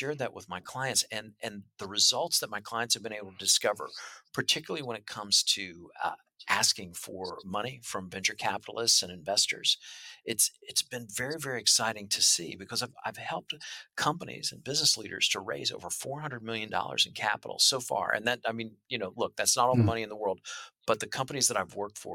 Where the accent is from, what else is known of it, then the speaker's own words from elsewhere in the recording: Midwest, United States; I'm from the Midwest. That's how I grew up